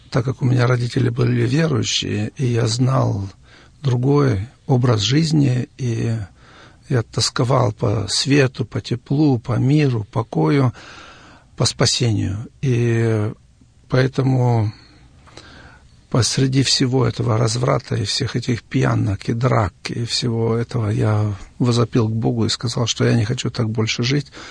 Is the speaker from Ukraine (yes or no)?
no; Kyrgyzstan; moved away as an adult; also born or lived in Siberia, Russia / Kazakhstan; now in Germany; Я родился в Сибири в 1950 году. Потом мои родители переехали с нами маленькими детьми в Казахстан. Из Казахстана, после того, как отец освободился из тюрьмы, мы переехали в Киргизию.